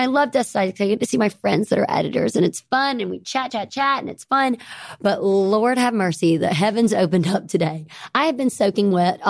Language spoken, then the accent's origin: English; Greenville, Mississippi, United States; accent: Southern; now in New York City, United States; I'm from the Delta, Mississippi.